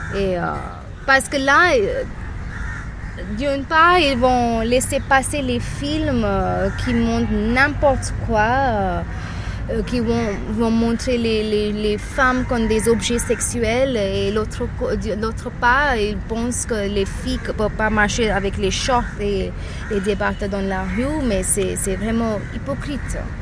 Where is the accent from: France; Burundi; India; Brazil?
India; Mumbai, Maharashtra; je suis de Bombay